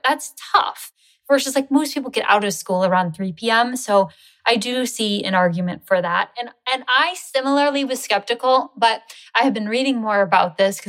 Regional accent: Seattle, Washington, United States; I grew up in Seattle, mm-hmm. which is very far north.

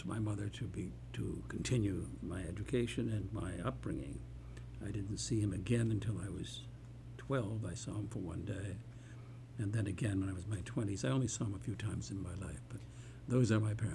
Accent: Detroit, Michigan, United States; I was born in Detroit, Michigan, and raised there

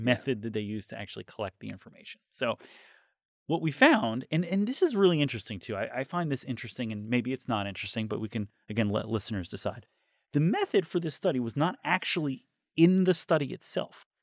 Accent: New York, United States; As a New Yorker

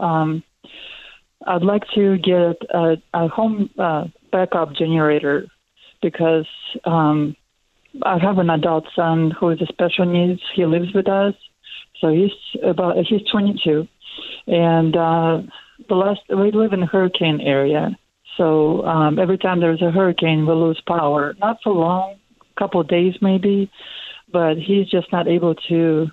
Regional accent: Russia; moved away as an adult; now in United States; I came from Russia

